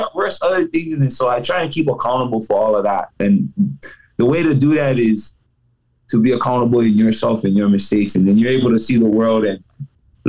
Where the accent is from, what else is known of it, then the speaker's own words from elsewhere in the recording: Hawaii, United States; Being Hawaiian